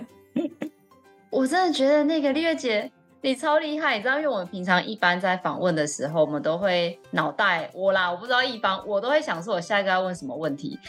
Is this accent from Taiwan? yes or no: yes; Taichung, Taiwan; now in Taipei, Taiwan; 因为我是台中人，然后在台北生活这样子